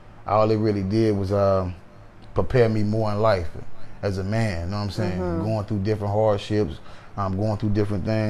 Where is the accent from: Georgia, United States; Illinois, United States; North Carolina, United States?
North Carolina, United States; Greensboro; I stay in the South, man. I love the South, man. Like, I'm from Greensboro, North Carolina